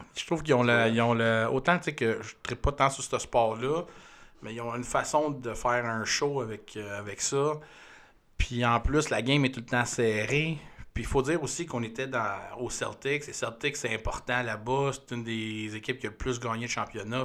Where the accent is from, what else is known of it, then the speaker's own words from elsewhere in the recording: Canada; on vient du Canada